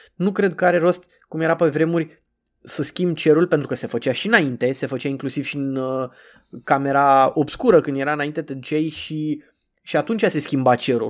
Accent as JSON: {"language": "Romanian", "region": "Bucharest", "country": "Romania", "said": "cum sunt eu din București"}